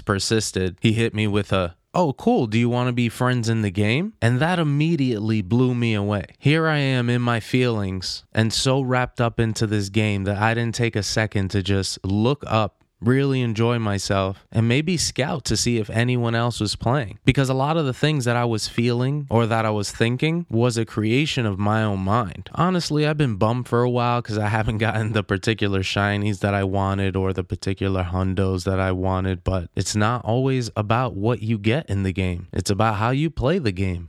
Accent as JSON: {"language": "English", "region": "East Coast", "country": "United States", "moved": "yes", "lives_now": "Los Angeles, United States", "said": "I'm from the East Coast"}